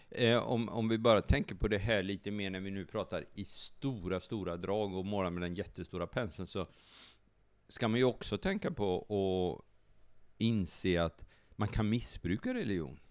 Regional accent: Sweden; vi är som svenskar

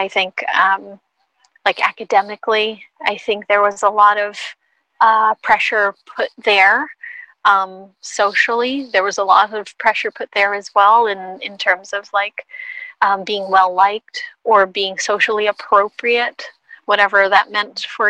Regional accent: Philippines; as a Filipina, I know that a big piece of our culture is to be collective.

